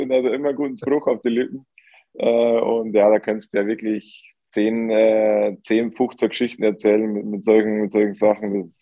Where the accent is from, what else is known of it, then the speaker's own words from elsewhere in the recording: Bavaria, Germany; now in Vienna, Austria; ich komme ja aus Niederbayern, ähneln den den Niederbayern sehr